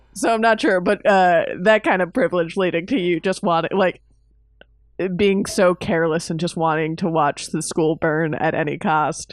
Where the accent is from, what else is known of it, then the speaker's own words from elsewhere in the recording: Miami, Florida, United States; growing up in Miami